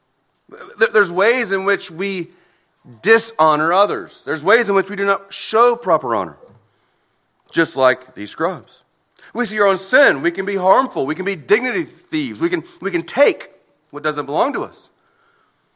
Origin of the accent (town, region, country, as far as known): United States